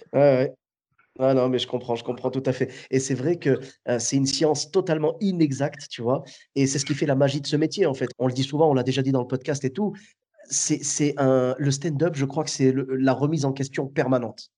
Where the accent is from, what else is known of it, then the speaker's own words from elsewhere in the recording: Clermont-Ferrand, Auvergne-Rhône-Alpes, France; moved away as an adult; now in Bordeaux, France; je suis de Clermont-Ferrand à la base